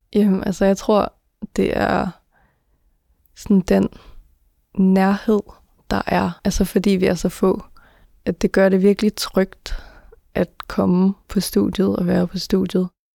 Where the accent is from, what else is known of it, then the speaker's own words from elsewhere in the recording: Denmark; jeg er født og opvokset i Danmark